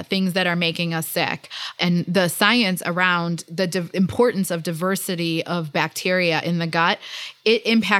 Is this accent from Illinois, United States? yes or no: yes; Chicago, Illinois, United States; growing up in Chicago